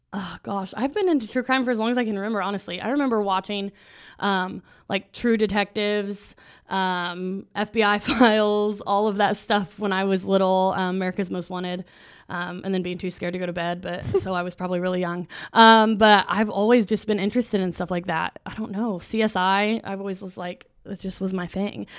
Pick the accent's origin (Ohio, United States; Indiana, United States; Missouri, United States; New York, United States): Indiana, United States; we're from Indiana